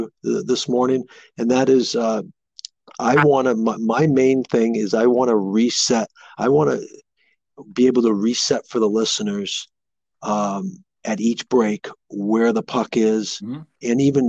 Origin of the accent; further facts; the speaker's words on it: the Northeast, New England, United States; I grew up here in the Northeast